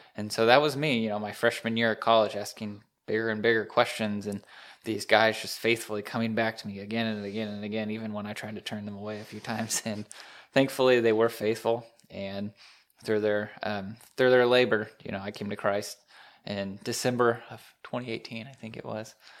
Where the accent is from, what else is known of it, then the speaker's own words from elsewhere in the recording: Indianapolis, Indiana, United States; moved away; I'm from Indy area